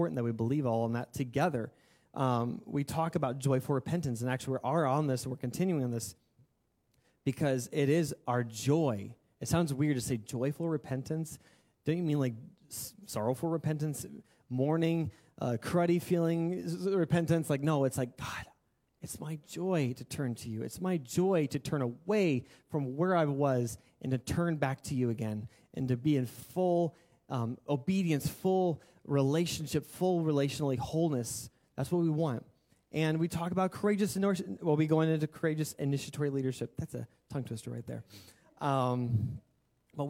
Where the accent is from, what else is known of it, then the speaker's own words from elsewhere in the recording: United States; we are American